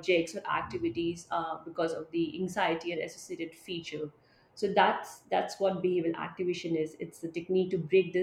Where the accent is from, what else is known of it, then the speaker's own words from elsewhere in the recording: India; I am from India